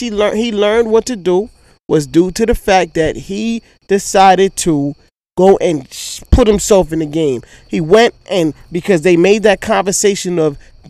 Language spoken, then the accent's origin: English; New York City, New York, United States; Like, I grew up in Queens